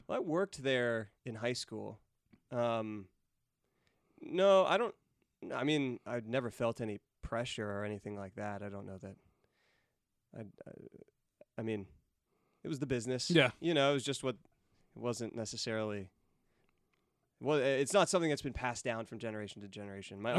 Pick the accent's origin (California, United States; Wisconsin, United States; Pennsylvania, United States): California, United States; Chico; I grew up in Chico